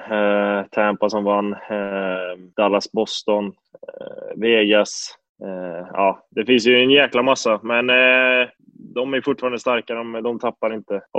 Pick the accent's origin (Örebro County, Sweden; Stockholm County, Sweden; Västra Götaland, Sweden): Västra Götaland, Sweden; Lidköping; also born or lived in Gothenburg / Buffalo; Och jag flyttade ju till Göteborg från Lidköping när jag var ung och sen till eh, Buffalo eh, lite senare.